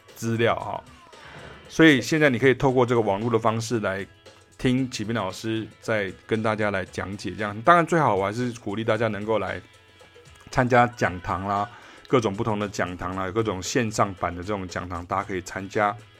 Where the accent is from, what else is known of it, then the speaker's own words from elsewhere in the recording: Taiwan; 我也是台湾乡下长大的这个乡下人啊，我是台湾人哈，在乡，在乡下长大